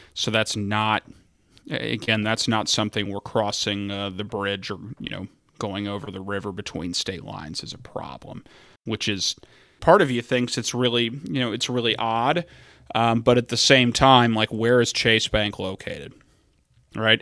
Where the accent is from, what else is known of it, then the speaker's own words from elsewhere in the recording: Fort Thomas, Kentucky, United States; now in Ohio, United States; the home that I grew up in in Fort Thomas, Kentucky